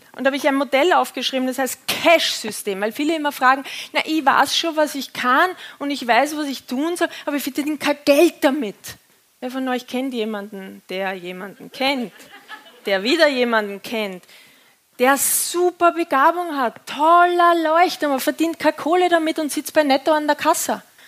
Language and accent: German; Austria; accent: Austrian; jetzt komme ich aus dem Bau, äh, vom Bauernhof in Österreich